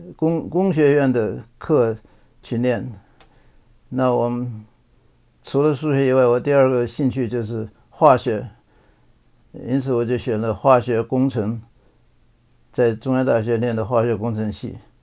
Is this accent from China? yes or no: yes; Chongqing, China; moved away as an adult; also born or lived in Beijing / Taiwan; now in California, United States; 从小是在北京出生的，后来抗战的时候到了重庆，呃，在重庆南开中学毕业